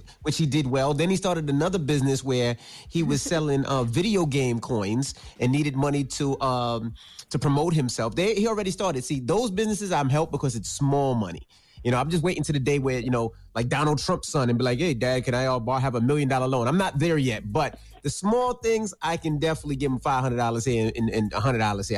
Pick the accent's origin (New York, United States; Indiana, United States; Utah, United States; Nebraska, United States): New York, United States; New York City; I'm from Queens.